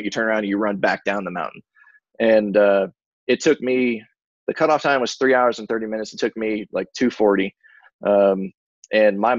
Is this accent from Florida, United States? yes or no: yes; Florida, United States; moved away; I grew up in Florida, about an hour away from Disney